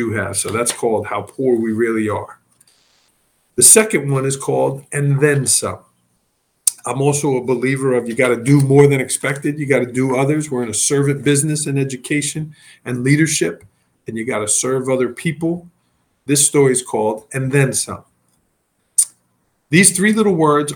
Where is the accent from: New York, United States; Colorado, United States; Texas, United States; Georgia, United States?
New York, United States; New York City; moved away; I was from Staten Island, New York. Everything was rushing and busy